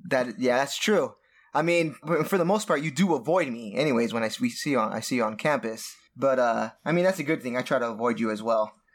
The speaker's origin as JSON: {"language": "English", "region": "Southern California", "country": "United States", "tie": "born or raised there", "said": "born and raised in Southern California"}